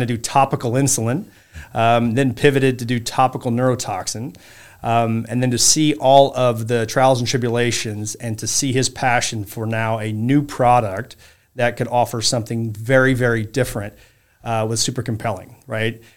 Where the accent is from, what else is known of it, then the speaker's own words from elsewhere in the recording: Saint Joseph, Illinois, United States; I grew up in a small town called Saint Joseph, Illinois, or Royal Illinois, outside of Champaign. It's in central Illinois.